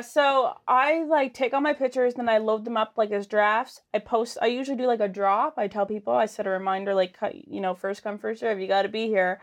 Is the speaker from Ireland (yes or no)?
no; Lower Sackville, Nova Scotia, Canada; I'm from Sackville